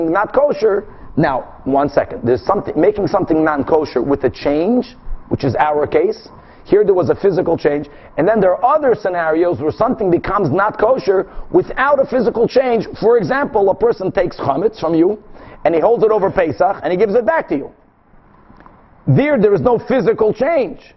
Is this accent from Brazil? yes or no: yes; Brazil; English is a second language; I'm from Brazil, guys. I have a good excuse.